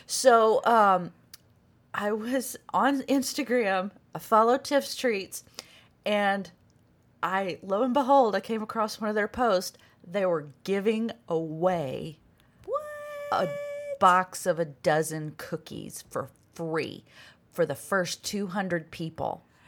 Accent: Arkansas, United States; moved away; I'm from Arkansas

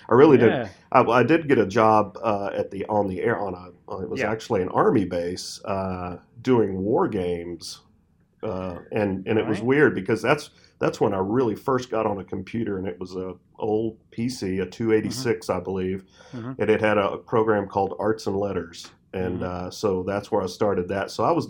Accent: Texas, United States; I'm from Texas. She's from Arkansas.

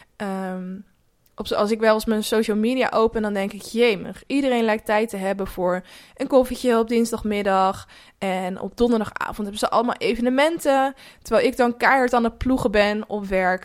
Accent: near Rotterdam, South Holland, Netherlands; Ik kom zelf ook uit de buurt van Rotterdam

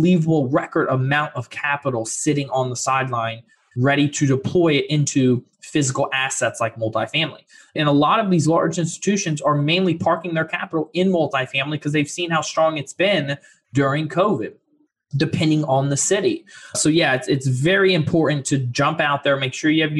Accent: Fort Lauderdale, Florida, United States; also born or lived in Orlando, Florida; I'm originally from Florida, Fort Lauderdale, and I've lived around 4.5 years in Orlando.

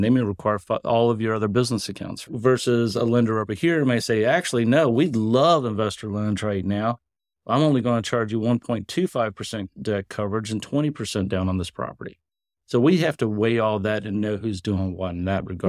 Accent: Kentucky, United States; I'm a hillbilly from Kentucky.

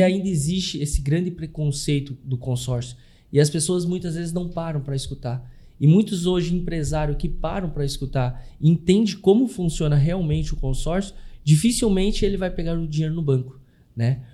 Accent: Curitiba, Paraná, Brazil; moved away as an adult; also born or lived in Blumenau; now in Florianópolis, Brazil; Eu nasci, sou natural de Curitiba, fui morar em Blumenau, ali eu residi durante um ano, um ano e meio, e vim a Florianópolis

